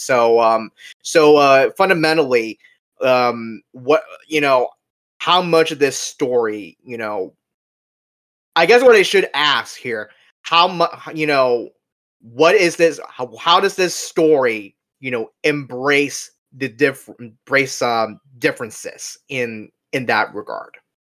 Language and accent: English; Orlando, Florida, United States; Grew up uh, in my hometown of Orlando, Florida